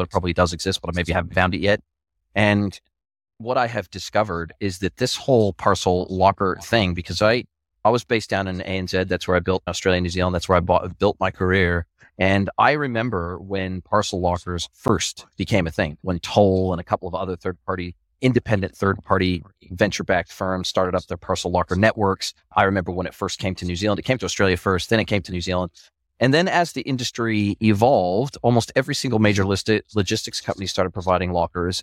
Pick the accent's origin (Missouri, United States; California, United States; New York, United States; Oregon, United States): California, United States; Southern; moved away; I was raised in Southern California